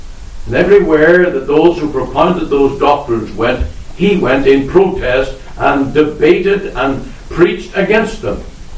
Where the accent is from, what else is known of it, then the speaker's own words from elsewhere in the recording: Omagh, Northern Ireland, United Kingdom; And I can only bless God for the day that the Lord sent Reggie Cranston to my hometown, where I heard the gospel and on September 1st, 1974, was saved.